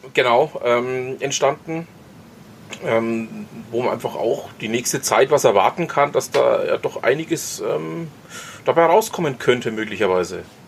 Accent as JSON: {"language": "German", "region": "Franconia", "country": "Germany", "said": "uns Franken"}